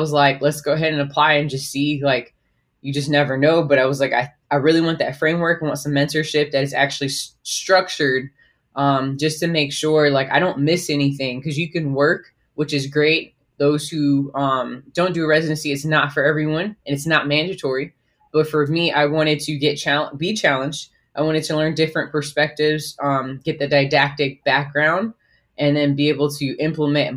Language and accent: English; Miramar, Florida, United States; moved away as an adult; also born or lived in Georgia / North Carolina; now in Oklahoma City, United States; I grew up in South Florida, so I am from Miramar, small town in South Florida.